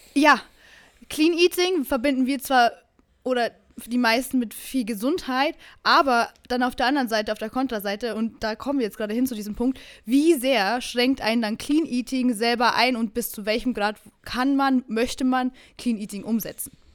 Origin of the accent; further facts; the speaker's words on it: Bavaria, Germany; now in Berlin, Germany; ich komme aus Bayern